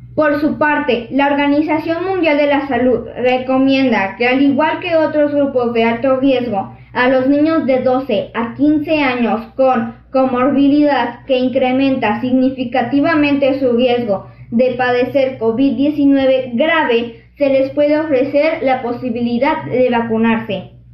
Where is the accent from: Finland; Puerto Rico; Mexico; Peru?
Mexico; Xalapa, Veracruz; de Jalapa, Veracruz